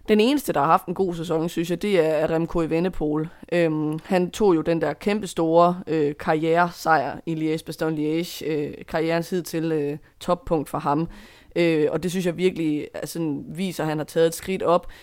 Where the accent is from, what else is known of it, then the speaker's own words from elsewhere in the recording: Denmark; som dansker